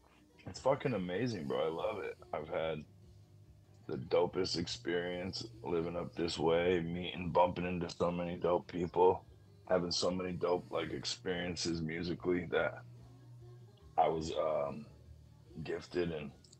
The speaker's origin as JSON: {"language": "English", "town": "Jackson", "region": "Michigan", "country": "United States", "moved": "as an adult", "lives_now": "Detroit, United States", "said": "I'm from the Jack"}